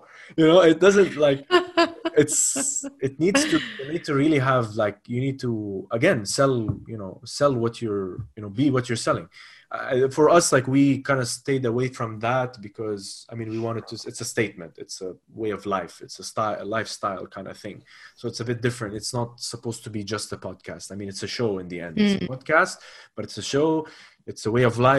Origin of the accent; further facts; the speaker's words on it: Lebanon; also born or lived in United Arab Emirates / Spain; now in Abu Dhabi, United Arab Emirates; I am from Lebanon, but I've lived all my life in the UAE. I studied in Lebanon, and I studied in Spain. But very much so, I would call Abu Dhabi my home.